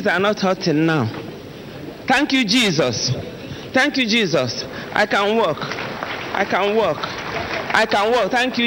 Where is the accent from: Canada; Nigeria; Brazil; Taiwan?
Nigeria; Imo; I'm from Imo State